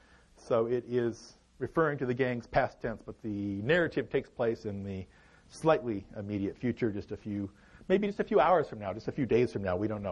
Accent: Los Angeles, California, United States; I grew up in East L.A. Atwater is a nice way to say it. Actually, I would say I grew up in Frogtown on the edge of White Fence and Toonerville is kind of how my experience of it was.

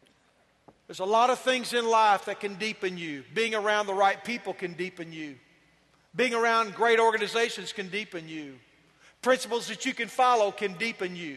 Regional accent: Yoakum, Texas, United States; I am from Yoakum, Texas

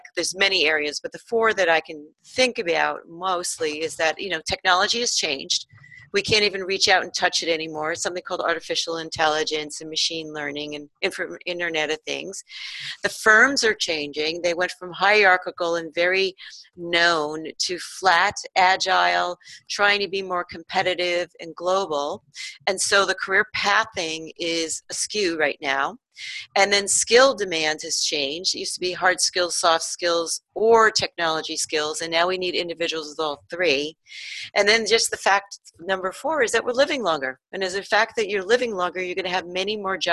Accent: New York, United States; moved away as an adult; I grew up on the East Coast in New York

